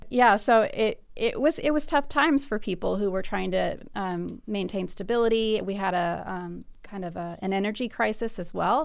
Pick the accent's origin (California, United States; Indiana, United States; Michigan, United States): Indiana, United States; Bloomington; I, I'm from Bloomington